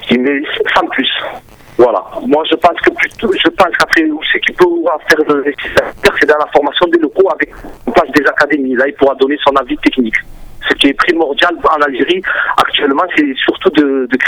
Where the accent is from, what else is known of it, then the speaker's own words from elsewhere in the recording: France; born there; Bon, Madjer, moi, euh, je suis franco-algérien, je suis né en France.